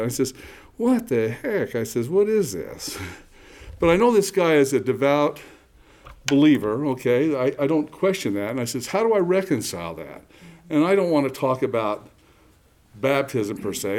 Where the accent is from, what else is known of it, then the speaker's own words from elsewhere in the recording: Provo, Utah, United States; also born or lived in Lehi, Utah; I'm a native Utah. In fact, I was born in Lehigh, about 8 miles away. And then our parent and my family moved to Provo